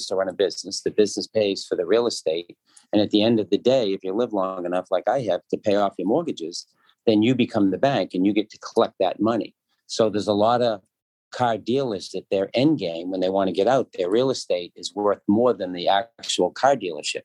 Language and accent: English; Danvers, Massachusetts, United States; In Danvers, where I was born, where I grew up, where I went to high school.